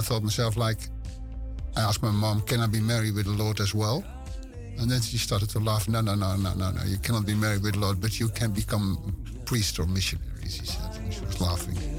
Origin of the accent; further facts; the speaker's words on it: West Friesland, North Holland, Netherlands; English is a second language; I'm born in Zwartdijk. And ah. I grew up in Howard. And those are two villages next to each other in West Friesland. It's in Noord-Holland.